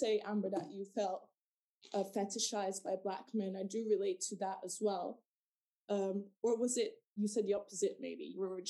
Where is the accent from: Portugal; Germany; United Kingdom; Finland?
Portugal; South Portugal; I grew up in Portugal, in the south of Portugal, was raised by my Dutch mother, and I went to Portuguese school